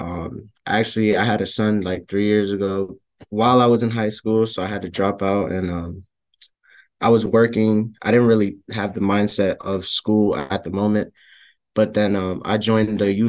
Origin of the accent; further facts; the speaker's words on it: Hartford, Connecticut, United States; it was challenging because like, I was, like, uncomfortable, like, going down the streets to go to school